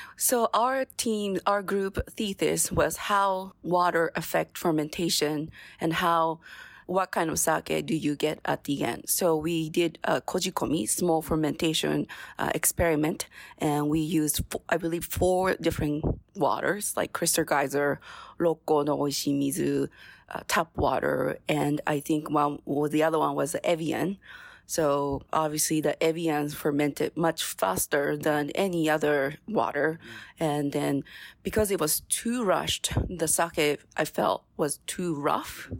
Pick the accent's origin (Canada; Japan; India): Japan; Ibaraki; moved away as an adult; also born or lived in Las Vegas, United States / New York City, United States; now in Portland, United States; I am from Ibaraki Prefecture